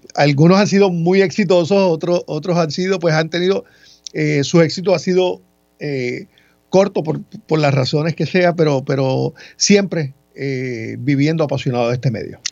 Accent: Ponce, Puerto Rico; moved away as an adult; also born or lived in Mayagüez; now in San Juan metropolitan area, Puerto Rico; nací en Mayagüez, me crié en Ponce y llevo muchos años en el área metropolitana acá laborando

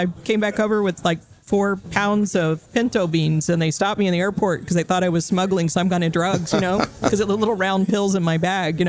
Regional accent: Texas, United States; also born or lived in Florida; now in Taipei, Taiwan; I'm from Texas, born in Florida, but most recently Texas.

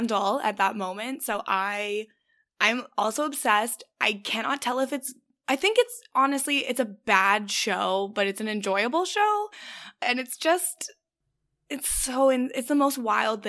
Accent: Canada; I'm Canadian

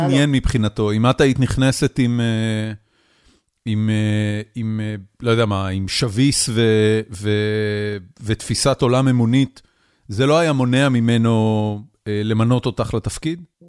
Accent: Haifa, Haifa District, Israel; moved away as an adult; גדלנו ביחד בחיפה, שני רחובות אחד ליד השני

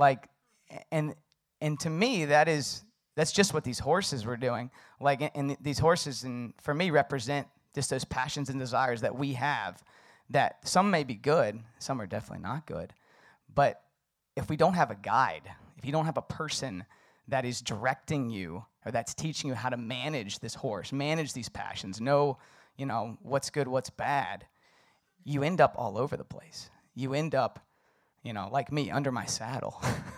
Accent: Virginia, United States; So I grew up in the Shenandoah Valley, beautiful mountains. And there's lots of horses, horseback riding.

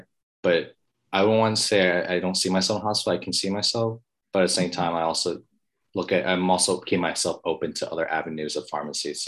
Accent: Tampa, Florida, United States; moved away as an adult; I was able to go back to my hometown

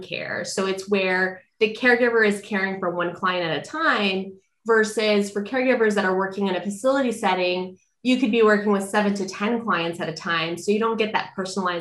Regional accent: California, United States; And then eventually they came back to California where my dad is from. And we've been here ever

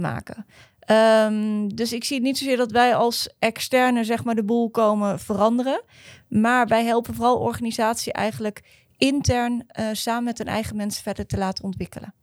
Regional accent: Netherlands; als Nederlanders

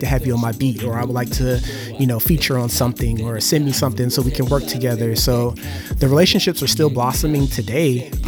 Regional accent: Germany; I also, like I said, growing up in Germany, having access to German MTV as well as British MTV

